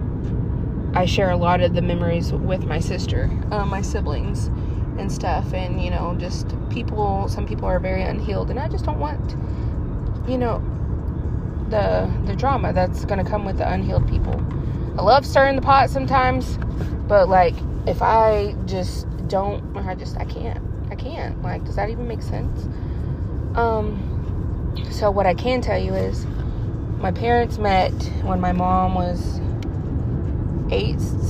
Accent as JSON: {"language": "English", "town": "Westville", "region": "Oklahoma", "country": "United States", "tie": "born or raised there", "moved": "as an adult", "said": "I grew up in Westville"}